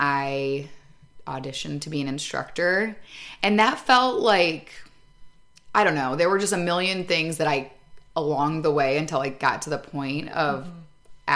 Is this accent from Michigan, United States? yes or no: yes; Michigan, United States; moved away as an adult; also born or lived in Chicago; now in Grand Rapids, United States; I'm from Michigan